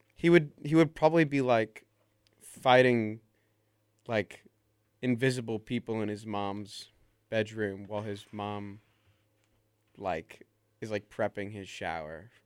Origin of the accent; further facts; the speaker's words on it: Tuscaloosa, Alabama, United States; my hometown, Tuscaloosa, Alabama